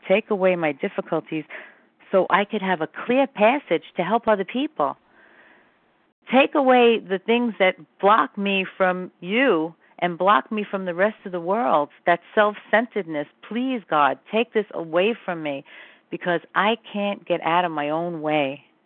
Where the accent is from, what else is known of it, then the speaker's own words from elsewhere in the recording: New York City, New York, United States; I'm from Brooklyn